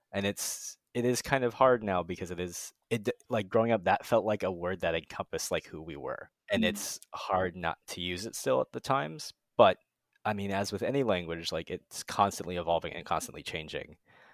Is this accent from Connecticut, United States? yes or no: no; Arizona, United States; moved away as an adult; now in Los Angeles, United States; I grew up in Arizona where there wasn't a very large Japanese speaking population.